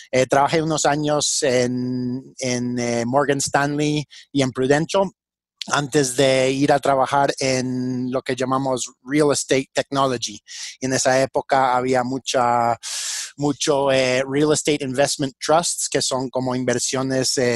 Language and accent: Spanish; Peru; also born or lived in United States; Yo nací en los Estados Unidos eh, y a los, eh, una edad muy joven me, fui a vivir al Perú con mi familia.